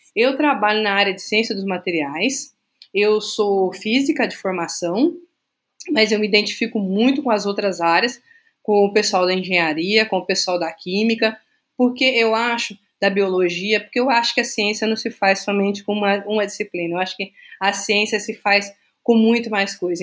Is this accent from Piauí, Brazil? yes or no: no; Francisco Morato, São Paulo, Brazil; moved away as an adult; also born or lived in Minas Gerais; now in Juiz de Fora, Brazil; Eu tenho orgulho de dizer que eu sou do subúrbio de Francisco Morato. Eu sou mineira de nascimento, mas toda a minha vida eu morei lá.